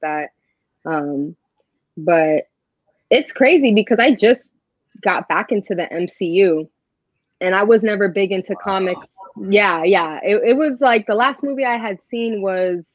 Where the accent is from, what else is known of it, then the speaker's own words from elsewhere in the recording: Fort Lauderdale, Florida, United States; also born or lived in Miami, Florida; I grew up in Fort Lauderdale, which is the city right on top of Miami until I was like 12 or 13